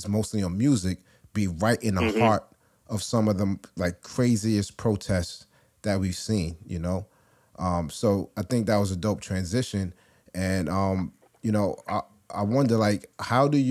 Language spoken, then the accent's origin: English; New York City, New York, United States; I'm from Brooklyn